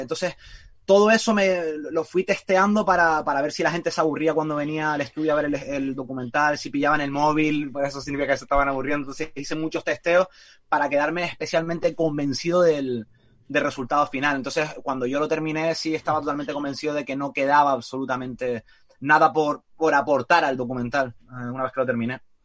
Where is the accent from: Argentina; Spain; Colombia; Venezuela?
Spain; Canary Islands